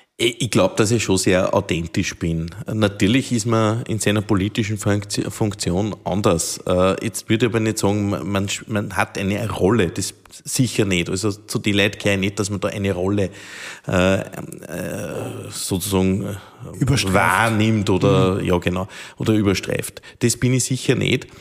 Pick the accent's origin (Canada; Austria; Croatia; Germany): Austria; Steinhaus, Upper Austria; in meiner Heimatgemeinde